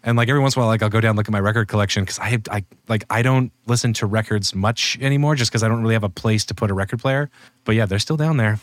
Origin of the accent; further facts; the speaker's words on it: Spokane, Washington, United States; moved away; also born or lived in Seattle / Los Angeles; I, like, lived in Seattle for a fuse, then lived in, then grew up in Spokane, which is, like, uh, two hundred and eighty miles east on, uh, on the other side of Washington State